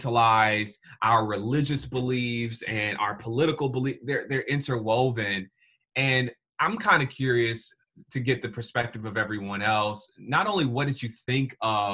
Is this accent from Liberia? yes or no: no; Atlanta, Georgia, United States; I'm from Atlanta, Georgia.